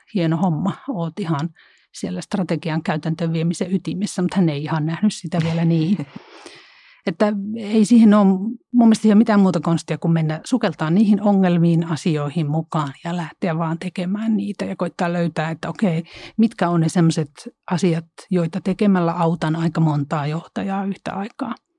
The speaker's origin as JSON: {"language": "Finnish", "region": "Central Finland", "country": "Finland", "tie": "born or raised there", "said": "mä oon Keski-Suomesta kotoisin"}